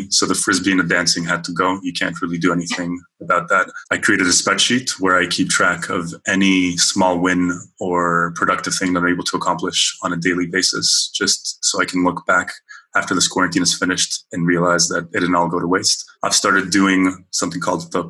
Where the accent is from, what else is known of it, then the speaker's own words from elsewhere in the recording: Vaughan, Ontario, Canada; moved away as an adult; now in Seville, Spain; I grew up in Canada, specifically in the GTA. If you have listeners outside of Ontario, the GTA is the Greater Toronto Area. specifically in Vaughan Thornhill